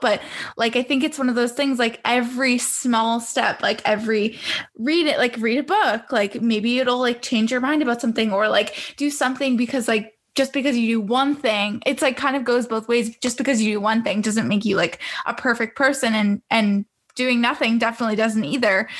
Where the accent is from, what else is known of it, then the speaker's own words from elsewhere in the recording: Toronto, Ontario, Canada; growing up in Canada, I'm not sure if you visited Canada before, but I would consider where I grew up in the GTA, Greater Toronto area